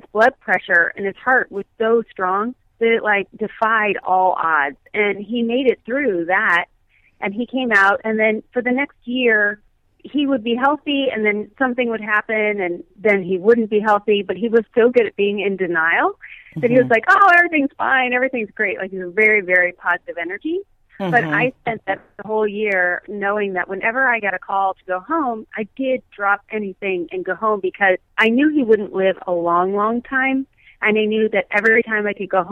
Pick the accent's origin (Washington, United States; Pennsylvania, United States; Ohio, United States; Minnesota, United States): Ohio, United States; Akron; now in Cincinnati, United States; I was born and raised in the Akron and Cleveland area. My whole entire extended family on both sides were in Cleveland, and we grew up in Akron, Ohio